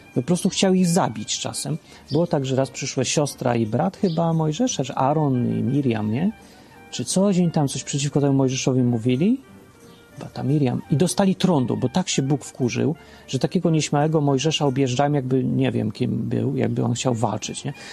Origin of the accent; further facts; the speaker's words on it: Poland; W rzeczywistości dawnej, w starej Polsce, w P R L-u